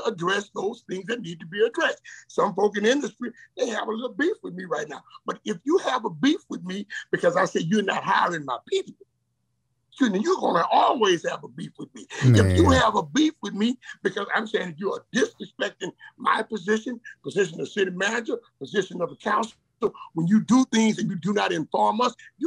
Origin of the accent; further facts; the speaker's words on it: Port Arthur, Texas, United States; I'm from Port Arthur. I'm your little boy. Born on West 5th Street, raised on West 7th Street